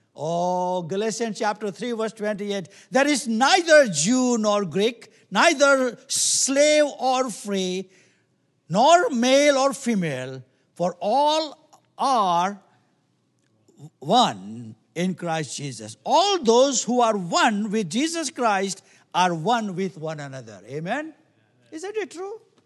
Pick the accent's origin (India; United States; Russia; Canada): India; moved away; I come from, we come from India